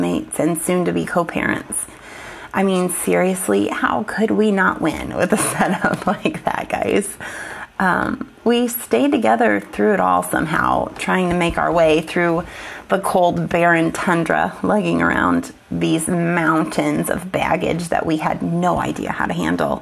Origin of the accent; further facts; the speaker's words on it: the Bible Belt, United States; I grew up in the Bible Belt